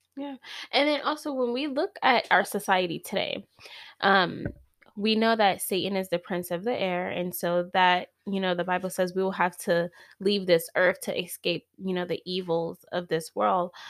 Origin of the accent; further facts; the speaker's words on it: East Coast, United States; now in California, United States; I'm from the East Coast, and my husband wanted to leave California so bad